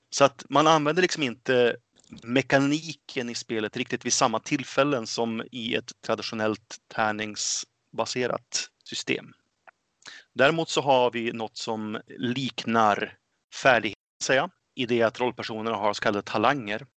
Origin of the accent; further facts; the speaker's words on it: Örnsköldsvik, Västernorrland County, Sweden; also born or lived in Gothenburg; now in Enköping, Sweden; Född och uppväxt i Örnsköldsvik